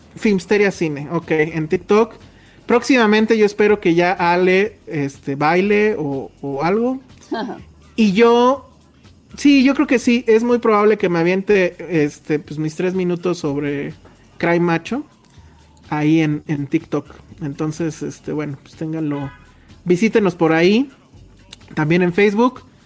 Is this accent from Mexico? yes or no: yes; Mexico City, Mexico; todos somos de CDMX, de CDMX. Pues sí, sí, ¿no? Sí. O sea, original de cepa